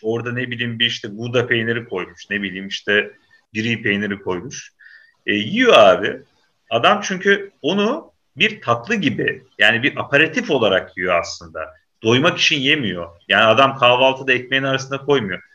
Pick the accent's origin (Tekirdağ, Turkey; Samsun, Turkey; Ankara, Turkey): Samsun, Turkey; ben Samsun'da büyüdüm abi şey, e, ilkokul, ortaokul falan orada geçti.